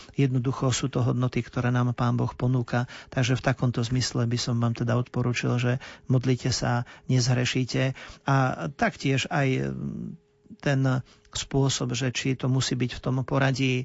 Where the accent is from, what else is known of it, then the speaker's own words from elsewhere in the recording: Ilava, Trenčín Region, Slovakia; ja som rodák z Ilavy